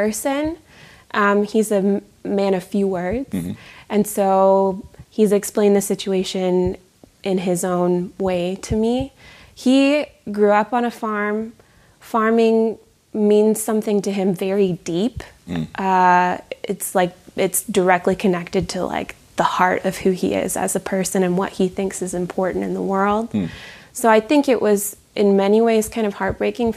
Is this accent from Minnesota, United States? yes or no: yes; Minnesota, United States; I grew up in Minnesota